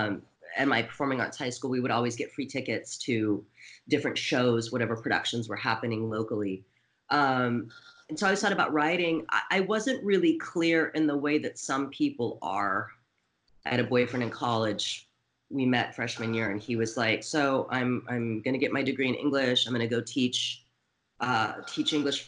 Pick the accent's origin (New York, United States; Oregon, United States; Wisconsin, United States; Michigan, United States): Oregon, United States; Portland; also born or lived in San Francisco Bay Area, California; now in Los Angeles, United States; I'm originally from Portland, Oregon